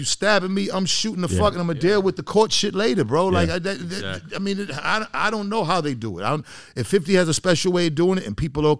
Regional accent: Boston, Massachusetts, United States; I'm from Boston. I'm in there with made men.

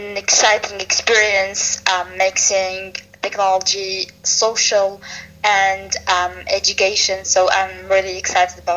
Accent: Tunisia; I'm an entrepreneur from Tunisia.

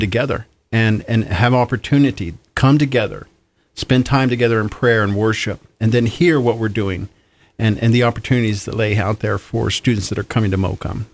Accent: Kansas, United States; moved away; I'm originally from Kansas

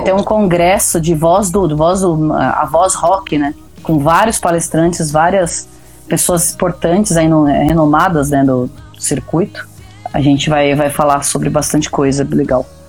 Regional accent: Pato Branco, Paraná, Brazil; Eu sou de Pato Branco

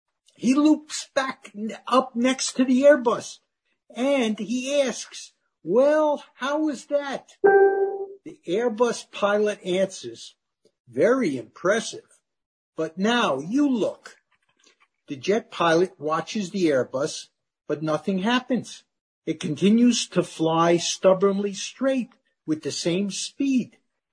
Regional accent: Germany; born there; And I was born in Germany right after the war, where they actually had a romance in concentration camp, if you can believe that.

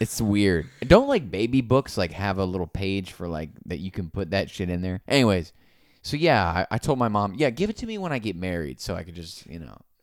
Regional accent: Naples, Florida, United States; I'm from Naples, Florida.

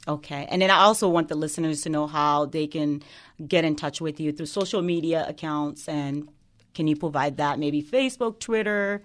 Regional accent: Guinea; now in United States; I was born and raised in West Africa, Guinea

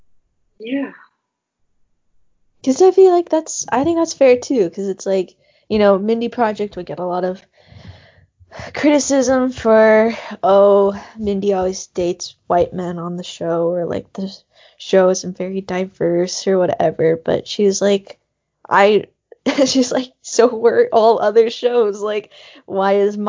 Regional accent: Montana, United States; I'm from Montana.

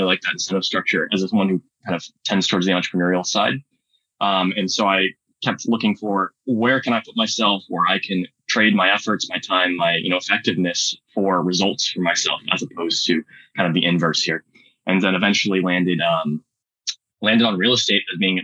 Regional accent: Silicon Valley, California, United States; I grew up in Silicon Valley

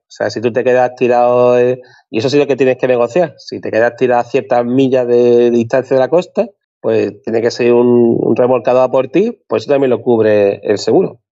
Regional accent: Spain; cómo somos los españoles

